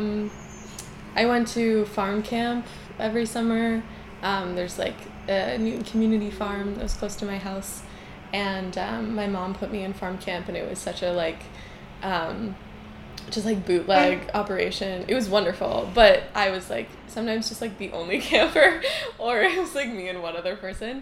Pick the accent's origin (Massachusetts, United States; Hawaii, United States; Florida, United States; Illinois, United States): Massachusetts, United States; Newton; also born or lived in Providence, Rhode Island; now in New York City, United States; I grew up in kind of like an urban suburb of Boston. I was born in Providence and spent a few years there, but most of my childhood was in New Inn